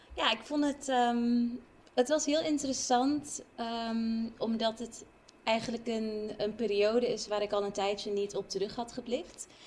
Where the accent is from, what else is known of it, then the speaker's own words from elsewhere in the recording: Curaçao; now in Utrecht, Netherlands; ik van Curaçao kom